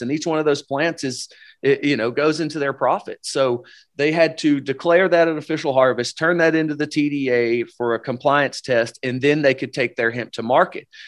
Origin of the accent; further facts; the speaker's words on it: Upper East Tennessee, United States; moved away as an adult; John and I, uh, originally were born and raised in Upper East Tennessee